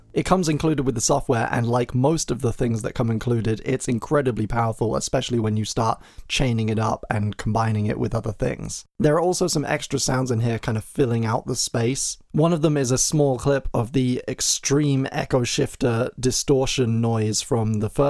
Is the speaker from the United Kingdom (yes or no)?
yes; England, United Kingdom; accent: transatlantic; I'm English, but I have quite a transatlantic kind of twang to my voice